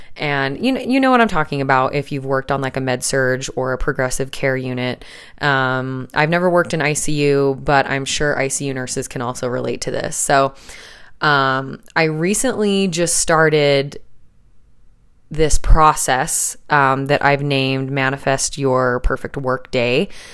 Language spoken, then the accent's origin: English; Salt Lake City, Utah, United States; moved away as an adult; now in southern Utah, United States; we're both originally from Salt Lake City